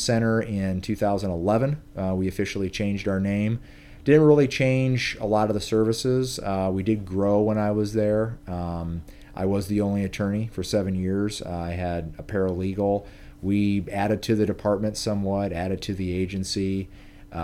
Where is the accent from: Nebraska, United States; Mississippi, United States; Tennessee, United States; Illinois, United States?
Nebraska, United States; Omaha; I am from Omaha, Nebraska, and Omaha native